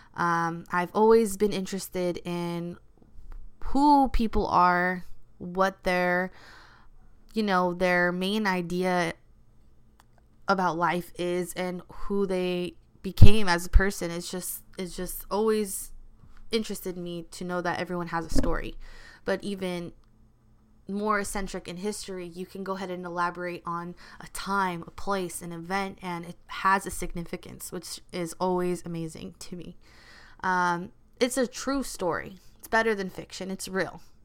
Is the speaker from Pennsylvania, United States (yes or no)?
no; Los Angeles, California, United States; also born or lived in Culver City / South Bay; I've always grown up in L A. This is my city